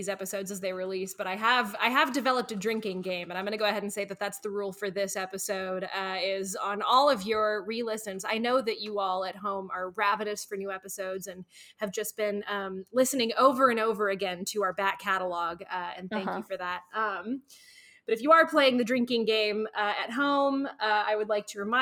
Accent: Norman, Oklahoma, United States; I grew up around Norman, Oklahoma

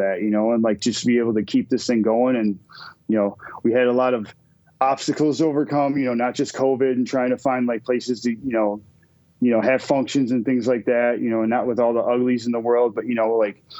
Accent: Minnesota, United States; also born or lived in Wisconsin; now in Green Bay, United States; I'm from Minnesota too

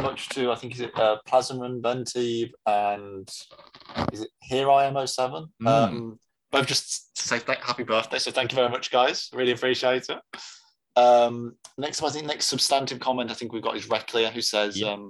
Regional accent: Danville, California, United States; I'm from the San Francisco Bay Area, and the classic restaurant scene from Mrs. Doubtfire was filmed at Bridges Restaurant in my hometown of Danville, California.

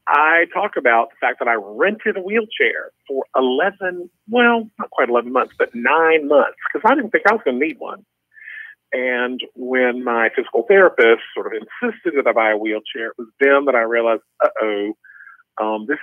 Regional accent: the South, United States; moved away as an adult; also born or lived in Rhode Island; I grew up in the South

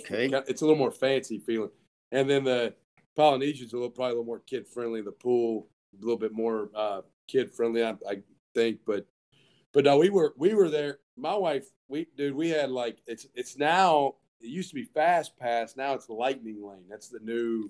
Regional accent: the South, United States; I'm from the South

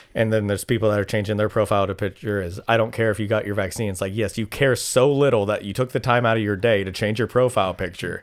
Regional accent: United States

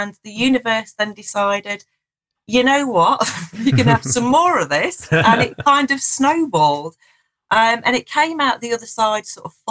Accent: Nottinghamshire, East Midlands, United Kingdom; moved away as an adult; also born or lived in southern England; I'm just back in the Shire after spending some time down south. So it's nice. I've lived down south for quite a while

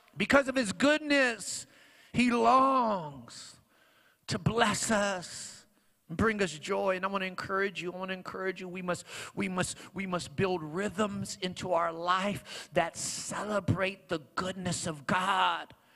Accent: Long Beach, California, United States; also born or lived in Paramount, California; I grew up on that side of Long Beach, like far west side. That I grew up on Wilmington and Carson

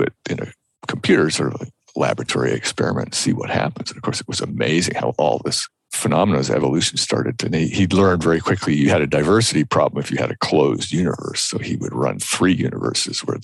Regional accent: United States; I'm speaking as an American.

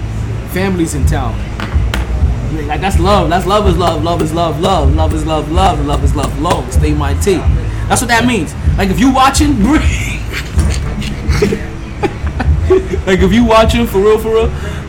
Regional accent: New York, United States; As a New Yorker, right?

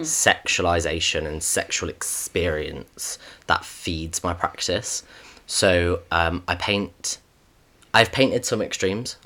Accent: United Kingdom; we are both British

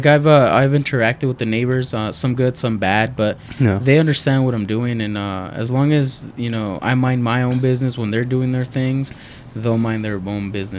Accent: San Bernardino, California, United States; also born or lived in Pomona / Long Beach / Culiacán, Sinaloa (ancestry); I was born in San Bernardino.

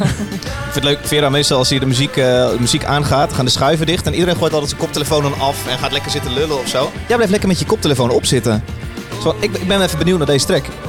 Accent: Utrecht, Netherlands; wij komen uit Utrecht

